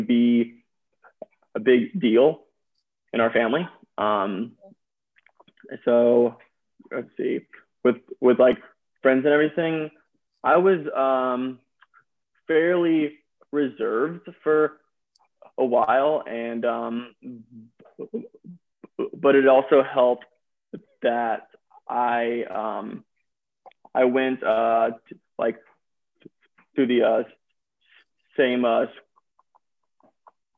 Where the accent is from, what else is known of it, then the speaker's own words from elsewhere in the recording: Birmingham, Alabama, United States; moved away as an adult; also born or lived in Toledo, Ohio; now in Knoxville, United States; I'm originally from Birmingham, Alabama